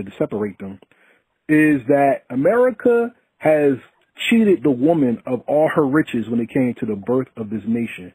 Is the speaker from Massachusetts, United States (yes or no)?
no; Essex County, North New Jersey, United States; I'm from Jersey, right? And I give a shout out to Essex County all day, North New Jersey, stand up